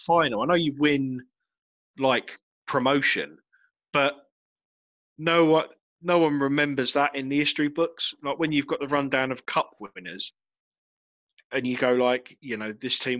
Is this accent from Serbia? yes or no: no; Chatham, South East England, United Kingdom; I grew up in Chatham